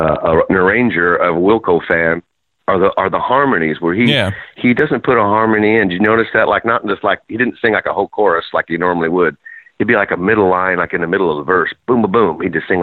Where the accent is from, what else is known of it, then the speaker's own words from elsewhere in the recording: Jacksonville, United States; I'm from Jacksonville.